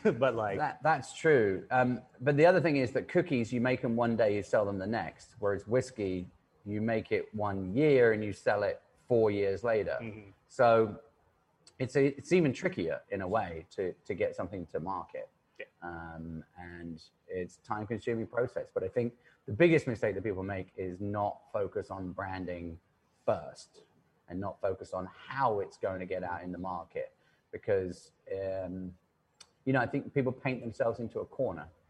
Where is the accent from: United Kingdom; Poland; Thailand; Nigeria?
United Kingdom; England; moved away as an adult; now in New York, United States; I am English